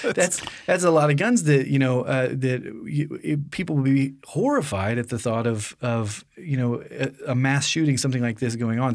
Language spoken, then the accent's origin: English; United States; being born and raised in America